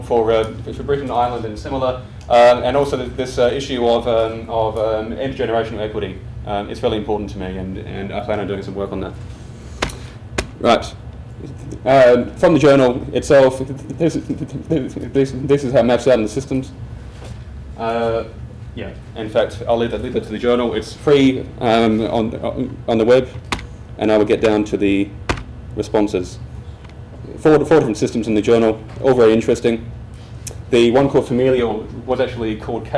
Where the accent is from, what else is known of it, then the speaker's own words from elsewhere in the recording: Australia; accent: Australian; as you can hear from my accent, I'm Australian